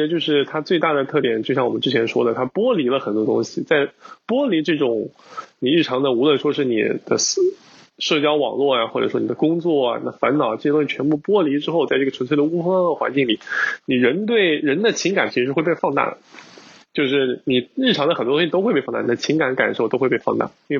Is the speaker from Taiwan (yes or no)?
no; China; 尤其像我们听众，我们从尤其从国内来的话，我们日常接触到的很多文化还是有一定的冲击。